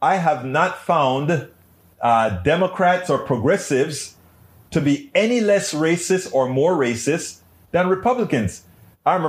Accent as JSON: {"language": "English", "country": "Panama", "tie": "born or raised there", "moved": "yes", "said": "I was raised in Panama"}